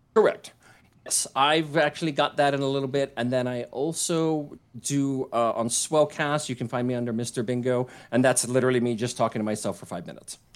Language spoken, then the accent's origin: English; Hawaii, United States; growing up in Hawaii